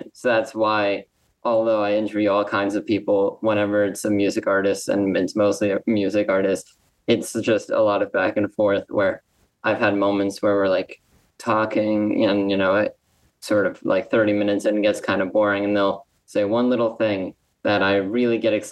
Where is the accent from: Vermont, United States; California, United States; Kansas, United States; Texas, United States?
California, United States; Los Angeles; now in New York, United States; I'm actually from Los Angeles, born and raised.